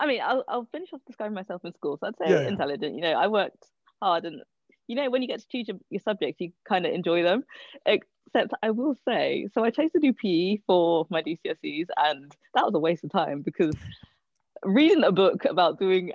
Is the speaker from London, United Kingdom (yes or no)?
yes; London, United Kingdom; I don't know. I don't really have anything to compare it to, I guess.